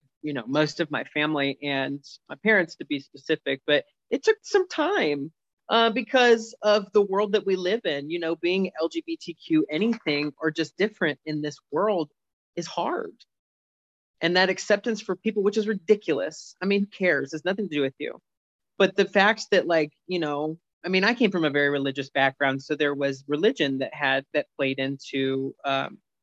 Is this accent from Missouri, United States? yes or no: yes; St. Louis, Missouri, United States; moved away as an adult; also born or lived in Warrensburg, Missouri / Chicago; now in Virginia, United States; I grew up in St. Louis